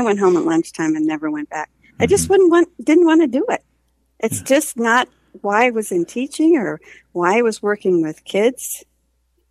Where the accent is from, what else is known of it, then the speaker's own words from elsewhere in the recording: Carlisle, Pennsylvania, United States; It was a lovely place to grow up